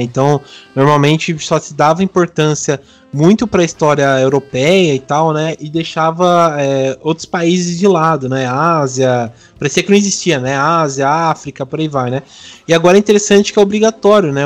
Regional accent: Brazil; tanto como brasileiro

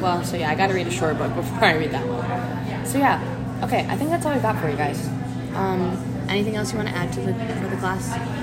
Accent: United States; I am an American

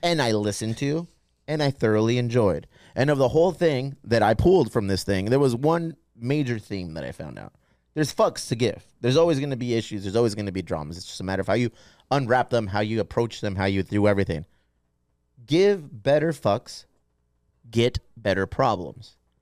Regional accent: San Diego, California, United States; We are born and raised in San Diego

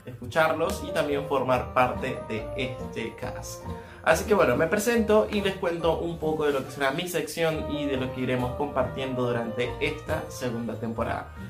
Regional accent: Venezuela; moved away as an adult; now in Argentina; estoy en Argentina, soy de Venezuela, tengo más de unos 6 años más o menos en Argentina

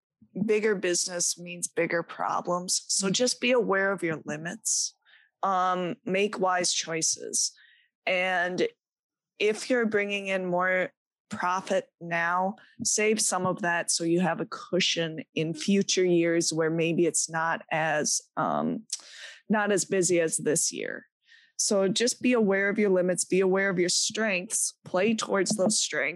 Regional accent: Midwest, United States; people look at me and they go, I think you're from the Midwest. You're not from here. I thought I lost my accent years ago, but not so much.

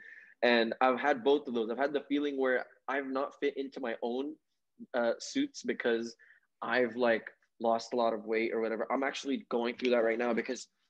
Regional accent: Saudi Arabia; moved away; I grew up in the Middle East, right? I grew up in Saudi Arabia.

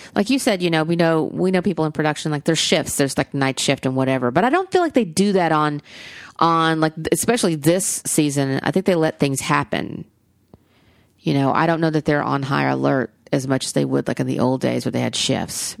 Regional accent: Alabama, United States; I'm from Alabama

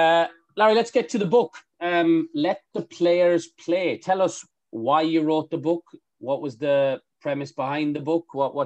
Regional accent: Ireland; moved away

